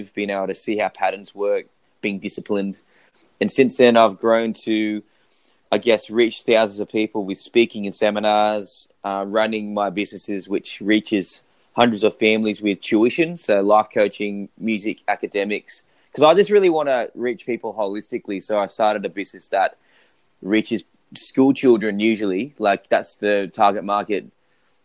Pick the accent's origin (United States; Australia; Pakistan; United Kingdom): Australia; accent: very Australian; also born or lived in South Korea; I sound very Australian, but if you look at my hardware, like my body, my face, I'm actually South Korean. So I'm actually adopted from South Korea